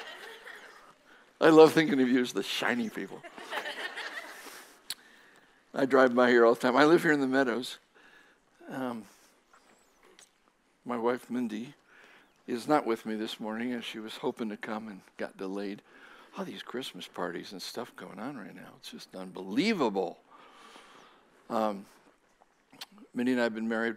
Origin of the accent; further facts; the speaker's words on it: Japan; moved away as an adult; also born or lived in Southern Oregon; now in United States; I was born and raised in Japan. Spent 18 years there.